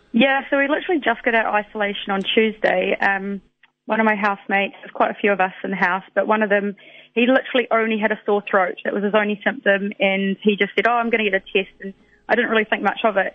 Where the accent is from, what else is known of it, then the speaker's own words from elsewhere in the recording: West Otago, New Zealand; moved away as an adult; also born or lived in Invercargill, New Zealand; now in London, United Kingdom; I'm from West Otago, but I was last working in in Invercargill before I left and came over to London